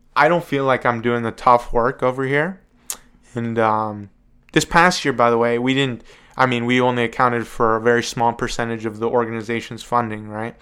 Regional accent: Evans City, Pennsylvania, United States; It was filmed in my hometown. I live like a mile from the cemetery

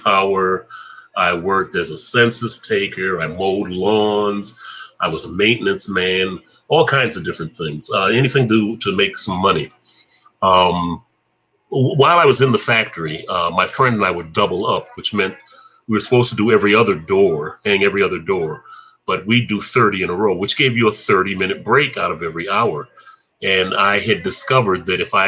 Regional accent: Flint, Michigan, United States; coming from Flint

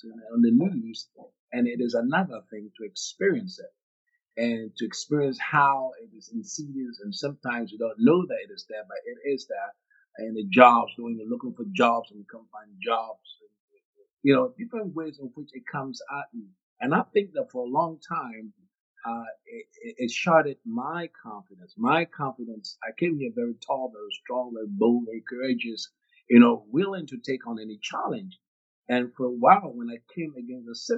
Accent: Ghana; now in United States; I come from originally from Ghana, West Africa. I grew up a majority. I didn't grow up a minority.

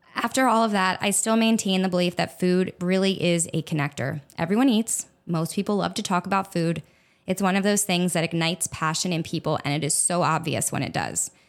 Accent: Egg Harbor Township, New Jersey, United States; now in South Florida, United States; I was born and raised in Egg Harbor Township, New Jersey, which is about ten minutes or so outside of Atlantic City.

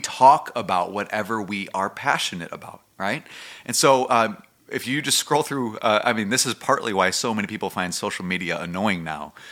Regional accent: United States; as American Christians and what we've grown up

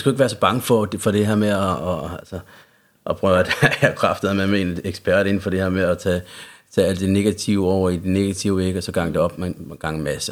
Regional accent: Central Jutland, Central Denmark Region, Denmark; accent: Jutlandic; now in Copenhagen, Denmark; hvis man hører noget jysk i min accent, så er det også, fordi jeg er fra Jylland. Jeg mm. er øh, opvokset i, i Midtjylland hos min familie

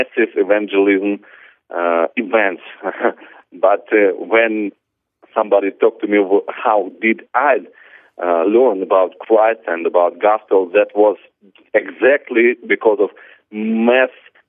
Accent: Siberia, Russia; now in Ukraine; I'm from Ukraine right now, but I was born in Russia

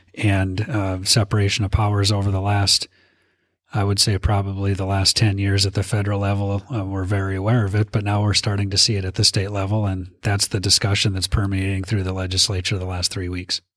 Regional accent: Minot, North Dakota, United States; I'm from, born and raised in Minot

